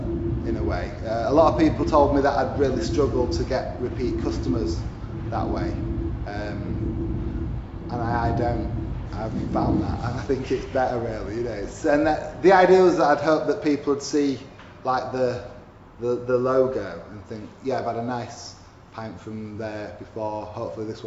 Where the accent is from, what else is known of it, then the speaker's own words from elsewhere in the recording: Huddersfield, Yorkshire and the Humber, United Kingdom; They also have a coffee shop in my hometown, Huddersfield, called Coffee Evolution.